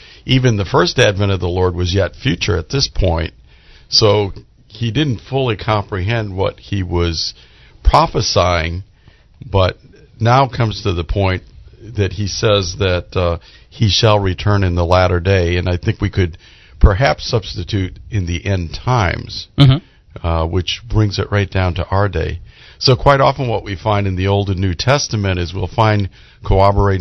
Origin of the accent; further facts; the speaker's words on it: Orlando, Florida, United States; I'm from Orlando, Florida area, and I'm an elder in the Orlando Bible Students Church there